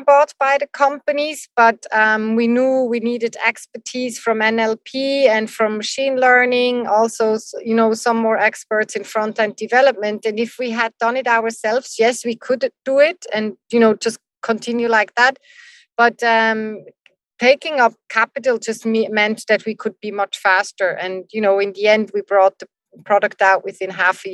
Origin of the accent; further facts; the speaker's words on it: Switzerland; we're from Switzerland.